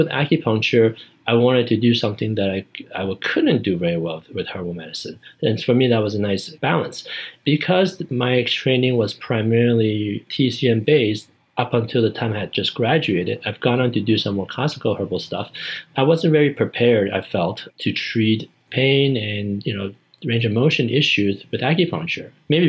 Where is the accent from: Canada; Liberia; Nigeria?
Canada; As a Canadian, I got to see what it was like, what the Americans are doing.